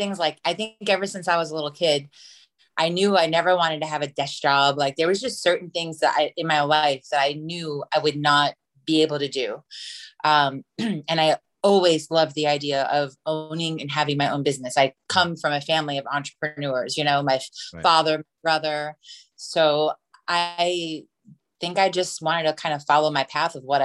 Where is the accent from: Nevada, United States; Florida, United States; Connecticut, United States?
Florida, United States; Lakeland; I am from Lakeland, Florida